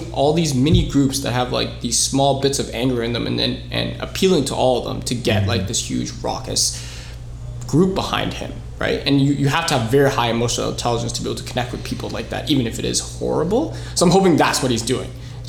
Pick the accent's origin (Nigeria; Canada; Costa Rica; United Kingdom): Canada; also born or lived in United States; we're all Canadians and that's how we're connected. But like, I'm happy that I'm Filipino Lebanese.